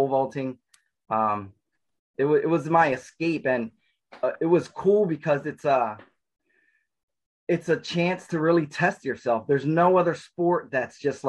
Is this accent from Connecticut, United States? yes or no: no; New Jersey, United States; also born or lived in Newark, New Jersey; I was born and raised in New Jersey. I was born in Newark in the city. And then about 3 years old, my parents moved to South Jersey. So I grew up with a lot of woods and lakes around me